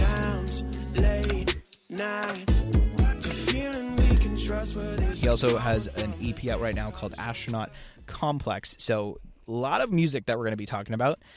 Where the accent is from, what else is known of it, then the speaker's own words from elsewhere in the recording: Boston, Massachusetts, United States; also born or lived in Montana; we're from Boston